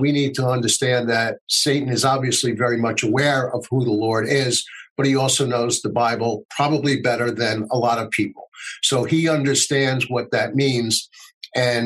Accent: United States; as an American

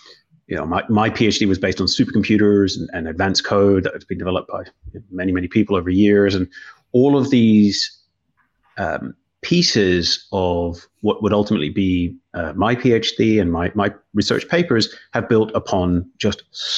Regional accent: Northern Ireland, United Kingdom; So I am originally from Northern Ireland and very much now internationalized accent through lecturing in many countries

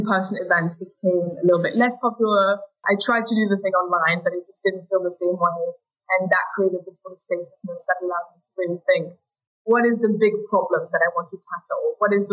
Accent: Paris, Île-de-France, France; we're half French, half German, so we grew up in Paris

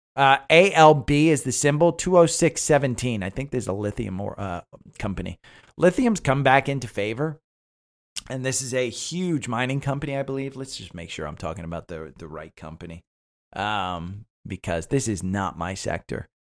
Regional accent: Northeast, United States; moved away; I grew up in the Northeast, so we, you know, we don't have college football up there.

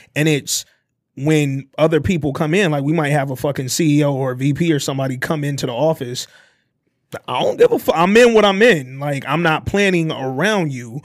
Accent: Detroit, Michigan, United States; I'm from the D

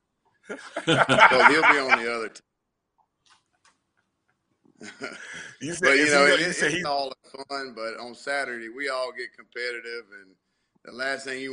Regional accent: the South, United States; that's just how we're raised around in the South

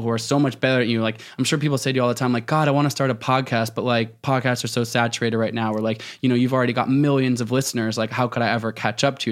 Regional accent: Portland, Oregon, United States; now in Jackson Hole, United States; my hometown bookstore, uh, in Portland, Oregon

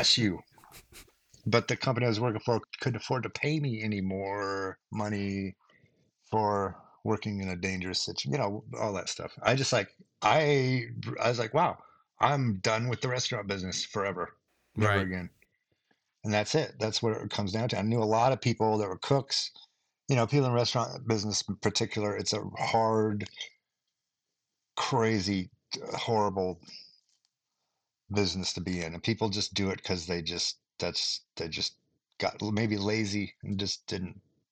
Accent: Boise, Idaho, United States; moved away as an adult; also born or lived in Los Angeles / Seattle; Here, Boise, Idaho. I've been all my entire life

